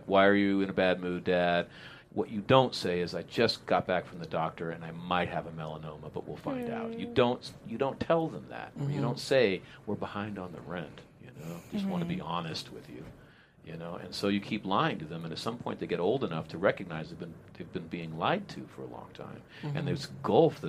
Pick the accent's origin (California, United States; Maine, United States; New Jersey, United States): California, United States; Modesto; I grew up in Modesto, California